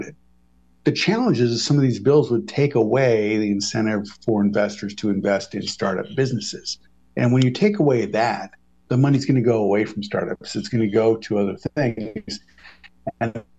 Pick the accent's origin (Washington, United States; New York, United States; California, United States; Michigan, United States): Michigan, United States; I'm from Michigan